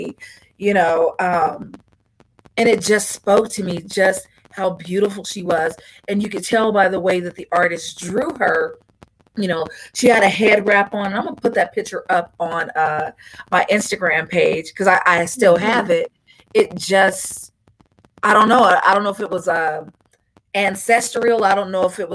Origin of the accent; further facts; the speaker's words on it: Long Beach, California, United States; I'm originally from Long Beach, California